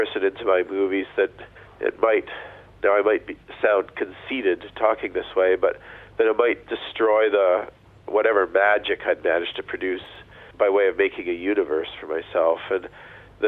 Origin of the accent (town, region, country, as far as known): Canada